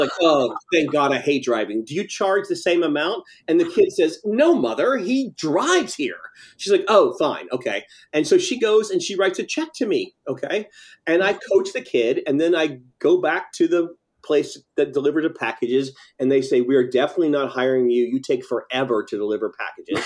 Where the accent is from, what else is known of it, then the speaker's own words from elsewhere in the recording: Tennessee, United States; moved away as an adult; also born or lived in Nashville / Los Angeles; I'm from Tennessee